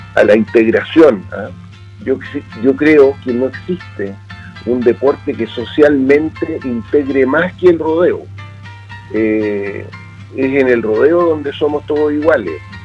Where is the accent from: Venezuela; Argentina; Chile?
Chile; nosotros somos parte de Chile y parte de esta tierra